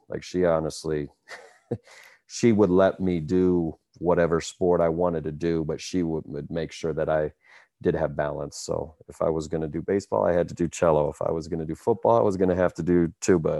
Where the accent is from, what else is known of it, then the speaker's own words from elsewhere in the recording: Cedar Falls, Iowa, United States; born and raised in Cedar Falls, Iowa, a college town